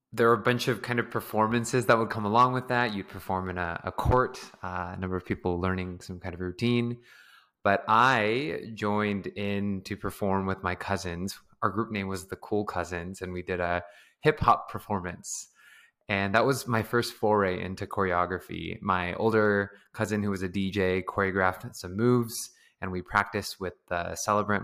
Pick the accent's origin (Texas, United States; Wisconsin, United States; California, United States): California, United States; San Diego; moved away as an adult; also born or lived in Bay Area, California; now in Los Angeles, United States; growing up in San Diego, there was a lot of dance